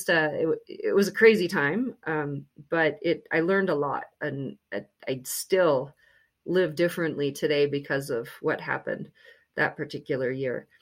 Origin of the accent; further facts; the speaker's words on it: Grand Forks, North Dakota, United States; moved away; I went back to my hometown in Grand Forks, North Dakota